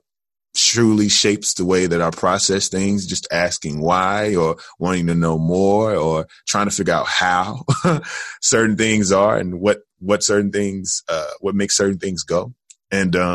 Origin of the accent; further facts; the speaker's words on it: Jackson, Tennessee, United States; also born or lived in Atlanta, Georgia; now in Chicago, United States; I am originally from Jackson, Tennessee